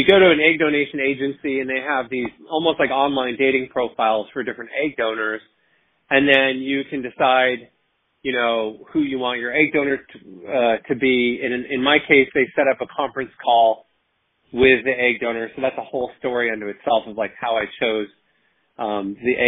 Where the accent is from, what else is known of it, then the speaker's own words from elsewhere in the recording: West Coast, United States; now in Washington, D.C., United States; I'm originally from the West Coast, but I live in Washington, D.C. now